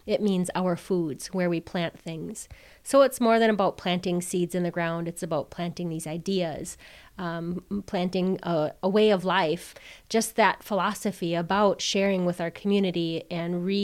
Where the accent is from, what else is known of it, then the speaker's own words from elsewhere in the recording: Oneida, Wisconsin, United States; I'm Wolf Clan, I'm Oneida, and I grew up near Duck Creek that runs through the Oneida Reservation